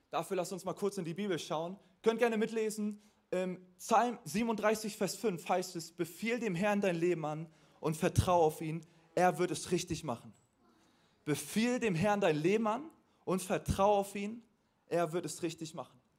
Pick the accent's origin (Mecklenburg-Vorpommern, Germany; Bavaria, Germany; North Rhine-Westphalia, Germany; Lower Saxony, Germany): Mecklenburg-Vorpommern, Germany; now in Hamburg, Germany; also ich bin nicht christlich aufgewachsen. Ich komme ursprünglich aus Mecklenburg-Vorpommern.